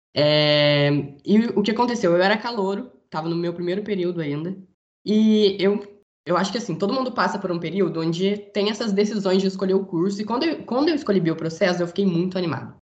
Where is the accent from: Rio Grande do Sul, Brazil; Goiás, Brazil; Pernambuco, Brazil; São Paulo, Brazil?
São Paulo, Brazil; interior of; moved away as an adult; now in Rio de Janeiro, Brazil; Eu sou do interior de São Paulo, mas faço faculdade no Rio de Janeiro